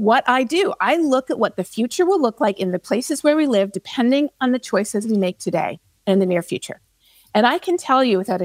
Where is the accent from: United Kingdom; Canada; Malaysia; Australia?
Canada; now in Texas, United States; I'm a Canadian and I live in Texas